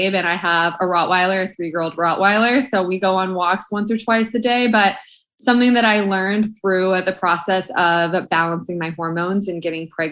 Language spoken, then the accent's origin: English; Orange County, California, United States; moved away as an adult; also born or lived in Arizona; I'm born and raised in Orange County, California, but I went to school in Arizona